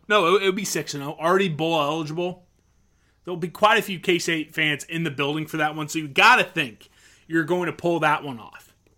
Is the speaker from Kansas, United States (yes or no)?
yes; Topeka, Kansas, United States; I'm from Topeka.